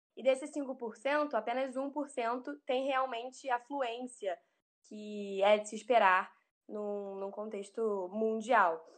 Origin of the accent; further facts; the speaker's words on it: Brazil; nós brasileiros é, podemos eventualmente falar o inglês como segunda língua